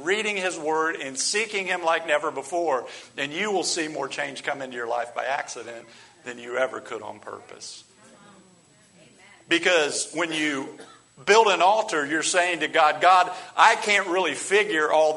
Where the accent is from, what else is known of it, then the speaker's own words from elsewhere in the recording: United States; as American Christians